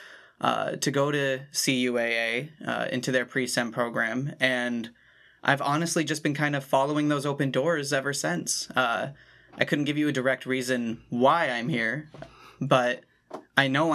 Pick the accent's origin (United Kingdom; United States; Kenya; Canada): United States; Tawas, Michigan; I come from Michigan, specifically Tawas